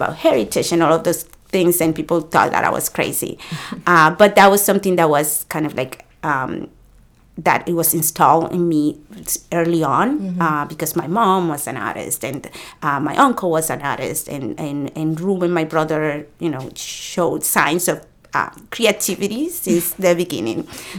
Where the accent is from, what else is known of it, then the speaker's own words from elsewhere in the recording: Salem, Massachusetts, United States; also born or lived in Dominican Republic; So I came from the DR to live in the Point neighborhood. I grew up in the Point.